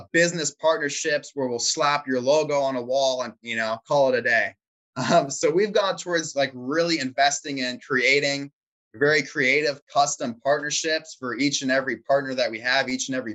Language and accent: English; Chesapeake, Virginia, United States; I am from Hampton Roads. I was born and raised in Chesapeake